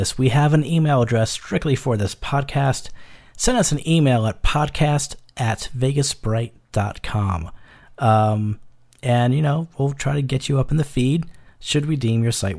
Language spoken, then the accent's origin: English; New York, United States; I was born and raised in New York